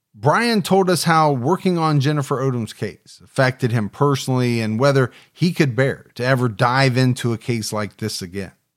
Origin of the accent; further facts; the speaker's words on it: Ohio, United States; my home state of Ohio